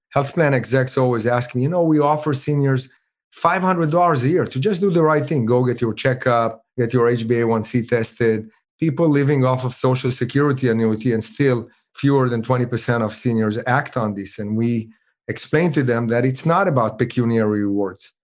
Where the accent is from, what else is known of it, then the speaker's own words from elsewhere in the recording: Israel; moved away; I'm originally from Israel